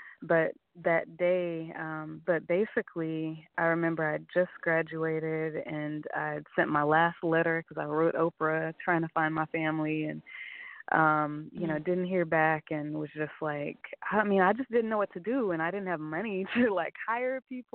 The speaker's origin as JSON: {"language": "English", "region": "Oklahoma", "country": "United States", "also_born_or_lived": "Oakland", "moved": "yes", "said": "I said, Oklahoma"}